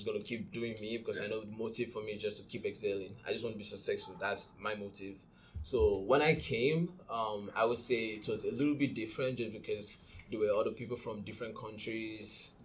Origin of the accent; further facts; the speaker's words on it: Nigeria; now in Canada; I'm Nigerian